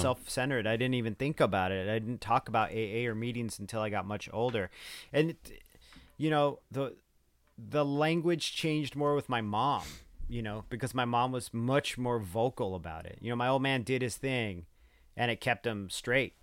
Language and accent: English; United States; born or raised there